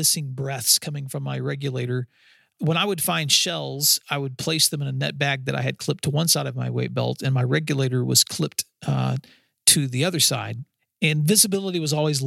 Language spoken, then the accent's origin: English; West Tennessee, United States; in the Kentucky Lake area, where I grew up in West Tennessee.